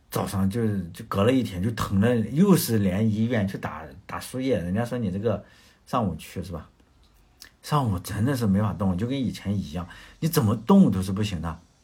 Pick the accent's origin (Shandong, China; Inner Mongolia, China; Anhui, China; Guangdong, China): Shandong, China; moved away; 因为我是在农村嘛，农村你要知道啊，现在是有很多的家庭是有热水器了，但是以前我小时候的农村，呃，就是没有热水器，没有太阳能热水器，那时候要干农活嘛，啊，比如说大家吃的这个生姜，生姜大蒜啊，就是我老家是种这种东西的，就收姜的时候，就生姜要出来就收拾，从地里刨出来，然后大概是十一月份，就是 就是阳历的十一月份，其实阳历的十一月份在山东的话，你早，呃，很早起来去做农活的话，它就已经有霜了